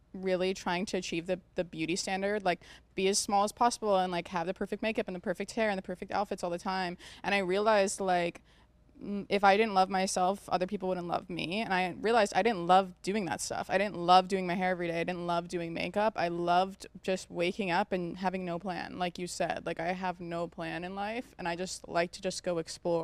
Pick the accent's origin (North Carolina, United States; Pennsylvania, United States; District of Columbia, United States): North Carolina, United States; now in Los Angeles, United States; we're both from North Carolina